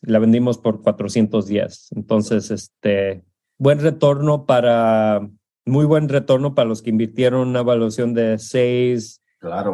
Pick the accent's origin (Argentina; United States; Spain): United States; California; also born or lived in Juchitlán, Jalisco, Mexico; mi familia es de Jalisco, uh, de un pueblito que se llama Juchitlán. Yo nací en California, uh, viví entre los dos mundos hasta que tenía siete años